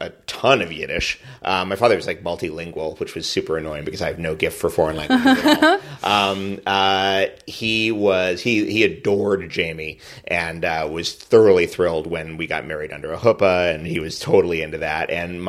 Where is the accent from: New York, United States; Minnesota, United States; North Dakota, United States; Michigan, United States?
New York, United States; I'm the Jew. He isn't. Isn't that crazy? No, I was raised Episcopalian. And, but I was raised in New York